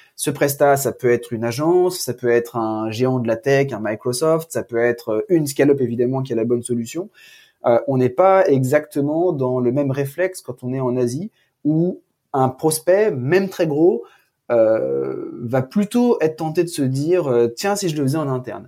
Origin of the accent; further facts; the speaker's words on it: France; nous, en tant que Français